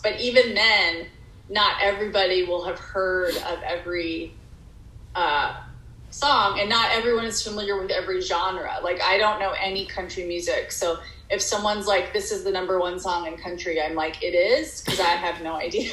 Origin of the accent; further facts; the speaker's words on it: Texas, United States; moved away as an adult; also born or lived in Dallas / Arkansas / Massachusetts; now in Hollywood, United States; I basically spent my entire childhood in Texas